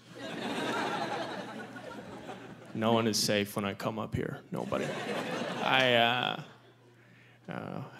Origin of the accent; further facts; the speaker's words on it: Midwest, United States; I'm from the Midwest